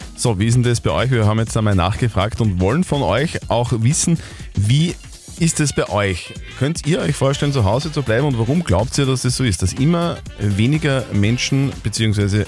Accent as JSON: {"language": "German", "region": "Upper Austria", "country": "Austria", "said": "bei uns in Oberösterreich"}